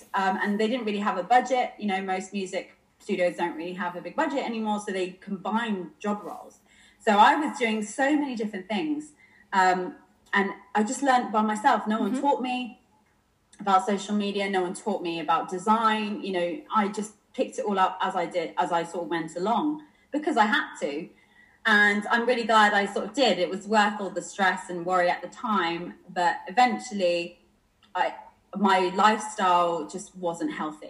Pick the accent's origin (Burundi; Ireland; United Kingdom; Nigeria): United Kingdom; Bournemouth, South West England; moved away as an adult; also born or lived in London; now in Bournemouth, United Kingdom; I was originally from Dorset. I was from Bournemouth.